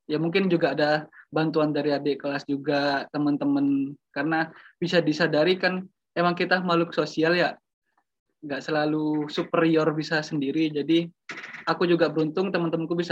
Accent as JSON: {"language": "Indonesian", "town": "Lumajang", "region": "East Java", "country": "Indonesia", "tie": "born or raised there", "said": "aku udah di Lumajang kan, di kota asalku di Lumajang dan aku juga ya berjualan di situ."}